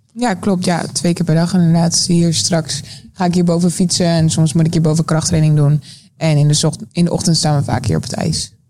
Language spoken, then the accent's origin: Dutch; South Holland, Netherlands; bij ons in Zuid-Holland.